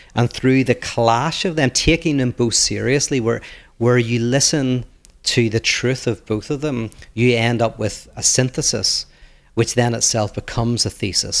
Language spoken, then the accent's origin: English; Northern Ireland, United Kingdom; I come from Northern Ireland